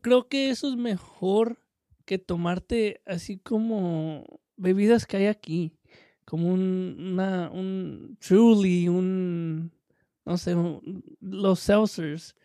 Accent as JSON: {"language": "Spanish", "country": "Mexico", "said": "soy mexicano"}